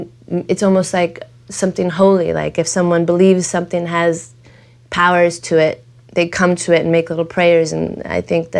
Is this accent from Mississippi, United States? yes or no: no; Los Angeles, California, United States; I was born on a kitchen table on Hoover Street.